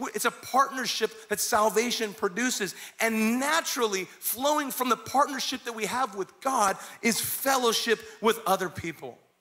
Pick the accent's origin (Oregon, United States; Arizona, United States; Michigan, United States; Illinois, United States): Arizona, United States; Kingman; moved away; I was raised in Kingman, Arizona